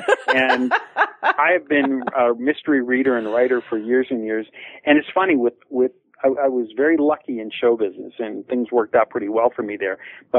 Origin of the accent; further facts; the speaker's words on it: Pittsburgh, Pennsylvania, United States; not only because the stories take place in Pittsburgh, my hometown